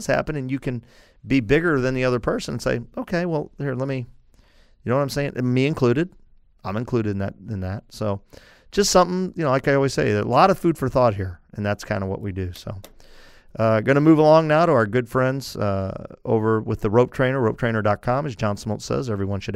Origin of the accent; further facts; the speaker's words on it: St. Louis, Missouri, United States; I'm from St. Louis, the Cardinals in the 80s